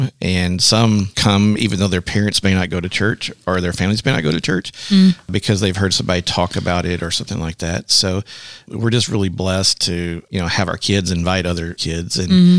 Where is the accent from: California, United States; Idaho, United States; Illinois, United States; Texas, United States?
Texas, United States; I'm from Texas